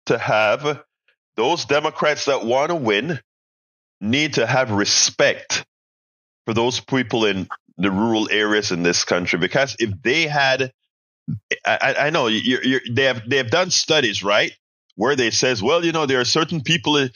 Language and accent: English; Panama; also born or lived in Houston, Texas; now in United States; I am not a natural-born American citizen. I was born in Panama.